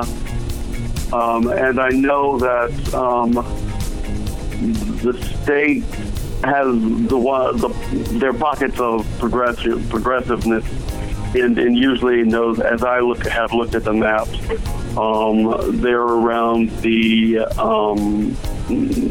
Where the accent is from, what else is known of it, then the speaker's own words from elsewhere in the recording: Raleigh, North Carolina, United States; I'm a Tar Heel, born and bred in Raleigh